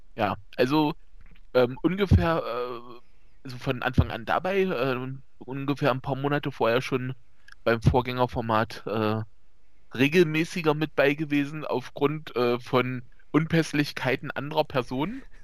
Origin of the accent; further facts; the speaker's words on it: East Germany, Germany; wie man vielleicht hört, äh, ich komme aus dem Osten